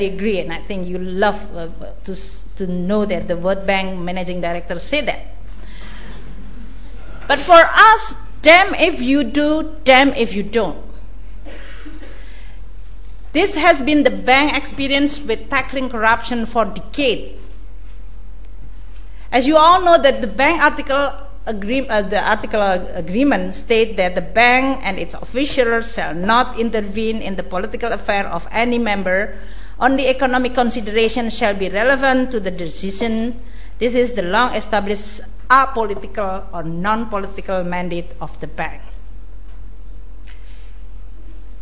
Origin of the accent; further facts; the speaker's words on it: Indonesia; I come from Indonesia